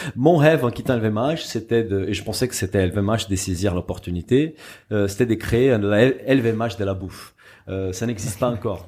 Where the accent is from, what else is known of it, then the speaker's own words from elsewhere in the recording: Brazil; moved away; Je suis brésilien et je, suis ma famille en fait est d'origine portugaise